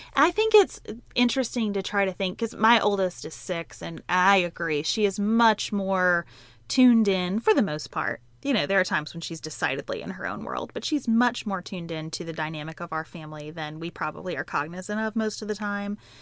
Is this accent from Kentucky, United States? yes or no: yes; Western Kentucky, United States; who grew up on a dairy farm in Western Kentucky